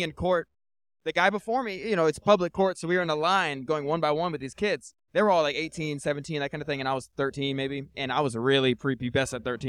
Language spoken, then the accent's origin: English; Tampa, Florida, United States; my friends and I grew up in Tampa. Tampa's a shitty area.